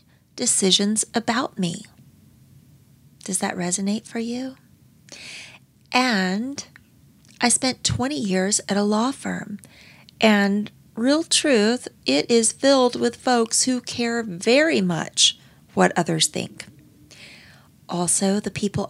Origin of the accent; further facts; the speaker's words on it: Pensacola, Florida, United States; my hometown at the Pensacola Naval Air Station. And growing up, how much fun was it to be at the beach